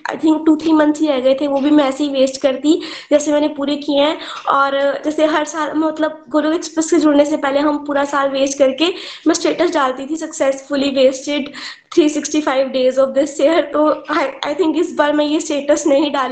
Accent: Pathankot, Punjab, India; मैं पठानकोट की रहने वाली हूँ

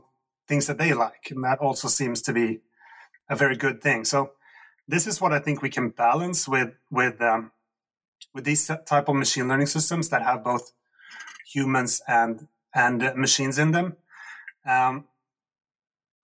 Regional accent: Sweden; And I come from Sweden, which is a former socialist country

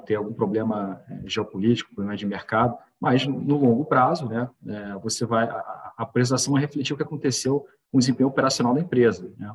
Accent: Rio de Janeiro, Brazil; moved away as an adult; now in São Paulo, Brazil; eu sou carioca, é, moro em São Paulo há 10 anos

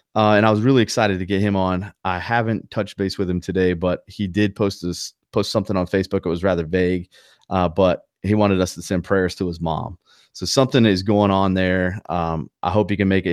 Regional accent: North Carolina, United States; accent: Southern twang; I'm from North Carolina and I have maybe a little Southern twang here and there

